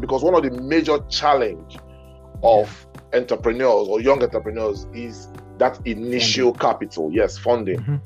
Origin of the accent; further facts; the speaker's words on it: Benin City, Edo, Nigeria; moved away; growing up in Benin